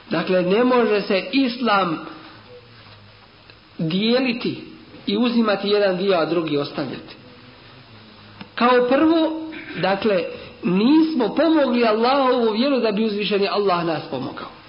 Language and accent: Croatian; Bosnia & Herzegovina; kod nas u Bosni dole.